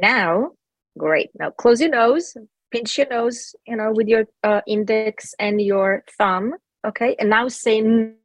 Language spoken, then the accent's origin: English; Jerusalem, Jerusalem District, Israel; first language Hebrew; English is a second language; now in Los Angeles, United States; I was actually born in Jerusalem, Israel